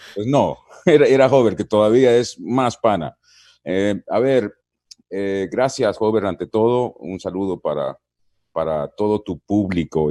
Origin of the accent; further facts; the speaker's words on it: San Miguel, El Salvador; Yo nací en San Miguel, que queda al oriente del Salvador